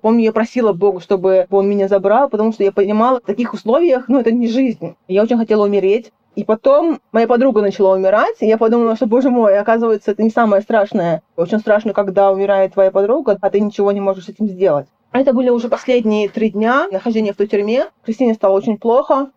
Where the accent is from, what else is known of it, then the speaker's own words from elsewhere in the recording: Russia; moved away; я из России